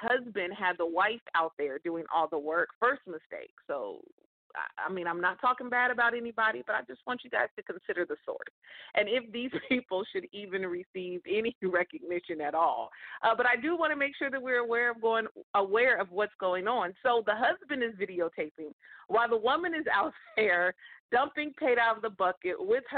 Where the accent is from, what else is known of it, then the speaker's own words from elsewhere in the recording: California, United States; in California. That's my home state